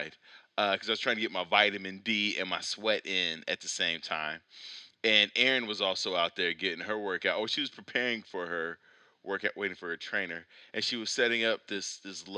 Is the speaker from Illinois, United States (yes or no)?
yes; Chicago, Illinois, United States; that's where I'm from